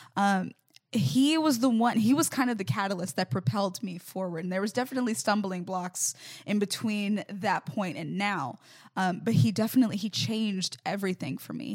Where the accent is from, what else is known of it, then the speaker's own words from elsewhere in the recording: Mobile, Alabama, United States; I'm originally from Mobile, Alabama